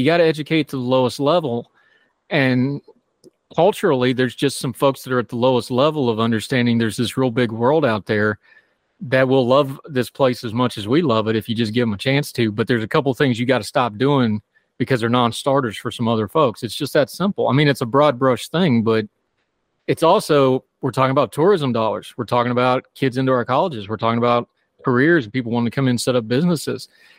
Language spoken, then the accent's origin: English; Appalachia, United States; now in -; I'm different, even though I'm from there. Mm-hmm. I mean, it's a thing. I go to Walmart because my accent's gotten soft too because, you know, I've been gone too long. But after about third day, the hills and hollers and yonders come back real fast.